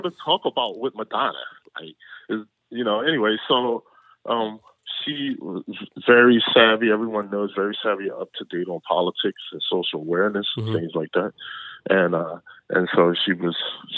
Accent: Philadelphia, Pennsylvania, United States; now in Los Angeles, United States; I was born and raised in Philadelphia.

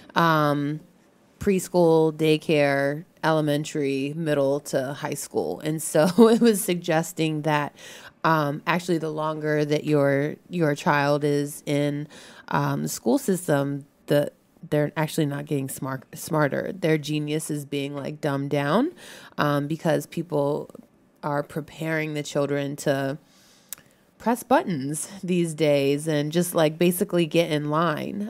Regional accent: Maryland, United States; now in Washington, D.C., United States; I grew up in Maryland

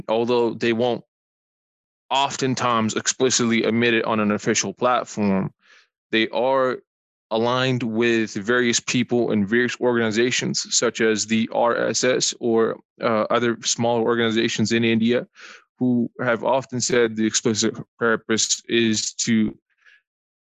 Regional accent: Calgary, Alberta, Canada; I'm from Calgary, born and raised.

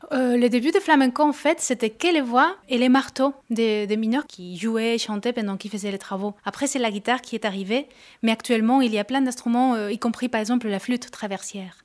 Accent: Córdoba, Andalusia, Spain; French is a second language; moved away; je suis de Cordoue, qui est à côté de Granada, de Séville, donc l'Andalousie profonde

